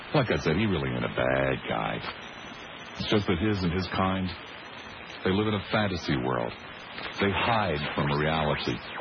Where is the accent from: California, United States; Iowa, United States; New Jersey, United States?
New Jersey, United States; Collingswood; growing up in Collingswood, New Jersey